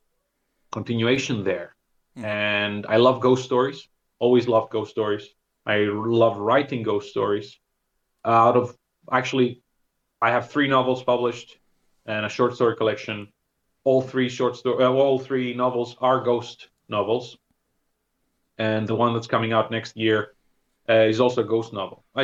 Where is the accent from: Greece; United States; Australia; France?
Greece; also born or lived in Thessaloniki; growing up in Greece